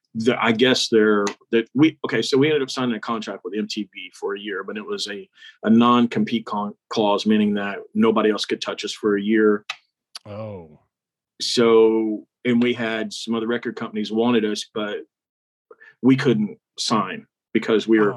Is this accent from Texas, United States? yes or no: yes; Texas, United States; We're from Texas.